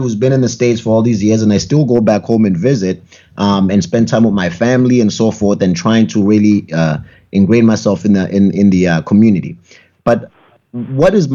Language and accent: English; South Africa; now in New Hampshire, United States; I'm from South Africa